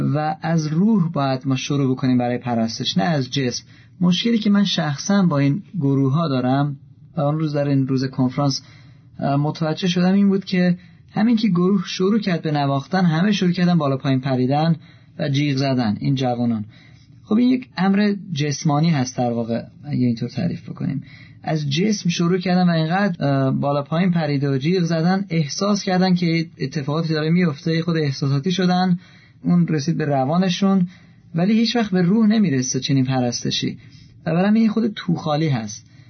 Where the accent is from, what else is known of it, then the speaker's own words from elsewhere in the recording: Iran; من ایرانی هستم